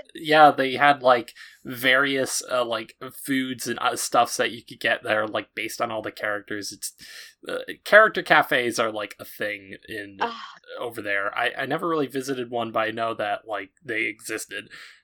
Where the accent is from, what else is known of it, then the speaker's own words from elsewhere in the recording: United States; my experience as like an American